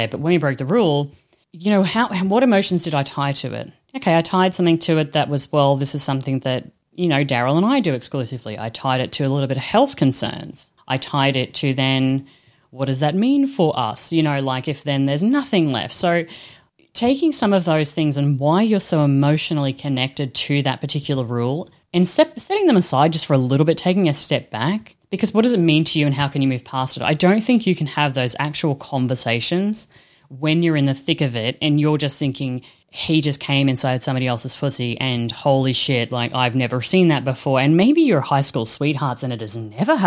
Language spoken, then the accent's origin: English; Australia; I'm Australian bogan